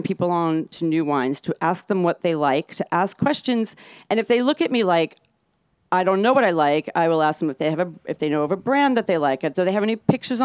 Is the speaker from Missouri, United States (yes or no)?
no; New York, United States; I grew up in New York